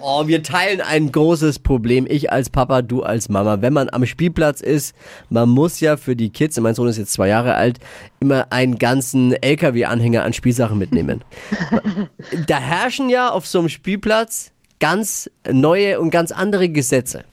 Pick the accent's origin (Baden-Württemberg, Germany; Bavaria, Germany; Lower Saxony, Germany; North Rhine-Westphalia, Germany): Bavaria, Germany; Erlangen; now in Nuremberg, Germany; Ich bin Erlangen geboren